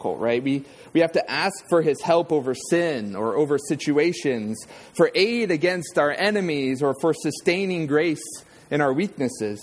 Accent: Southern California, United States; I grew up in Southern California

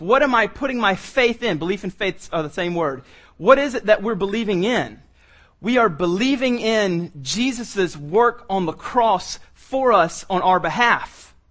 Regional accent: the South, United States; I'm from the South

